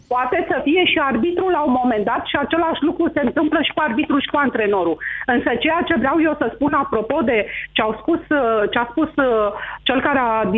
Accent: Romania; mă simt mândră că sunt român

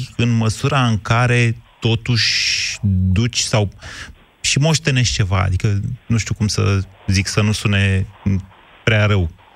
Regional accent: Drobeta-Turnu Severin, Mehedinți County, Romania; now in Bucharest, Romania; eu plec de la Severin

